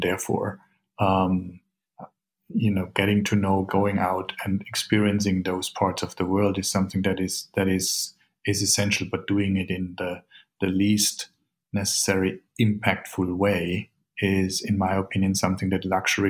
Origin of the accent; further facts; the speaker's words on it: Bavaria, Germany; born there; I was born in Bavaria. So I'm actually, technically, I hold a German passport.